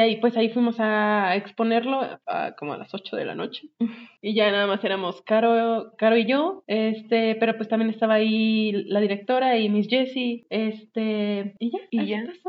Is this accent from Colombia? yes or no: no; northern Mexico, Mexico; soy norteña